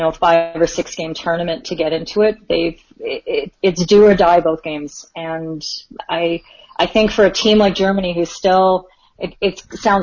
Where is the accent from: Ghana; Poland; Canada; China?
Canada; I'm Canadian